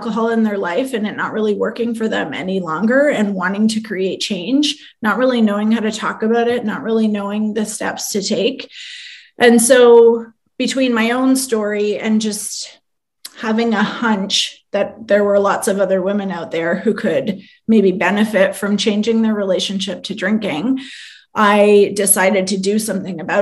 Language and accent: English; London, Ontario, Canada; now in Toronto, Canada; I am from London, Ontario, Canada, which is not too far from here